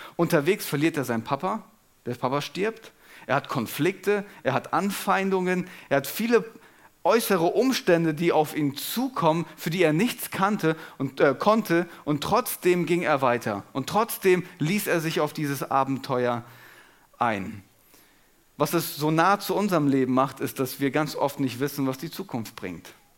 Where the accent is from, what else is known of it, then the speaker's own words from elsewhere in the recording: Germany; wir uns als Deutsche